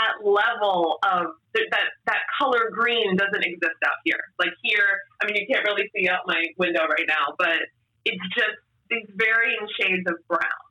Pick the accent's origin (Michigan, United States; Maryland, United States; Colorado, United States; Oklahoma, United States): Maryland, United States; Baltimore; also born or lived in Pennsylvania / New Jersey; now in Los Angeles, United States; I grew up in Baltimore. I lived in Pennsylvania, New Jersey for many years